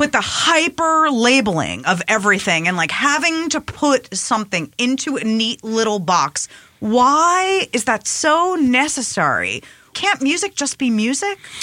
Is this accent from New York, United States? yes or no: yes; Long Island, New York, United States; also born or lived in Queens; I moved from Queens to Long Island